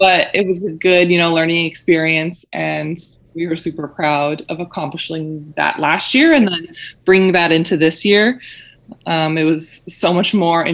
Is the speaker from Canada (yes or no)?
yes; Winnipeg, Manitoba, Canada; I was born and raised in Winnipeg